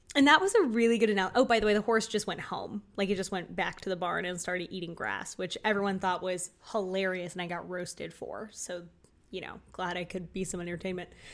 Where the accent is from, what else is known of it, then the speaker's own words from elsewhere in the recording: Florida, United States; I was from Florida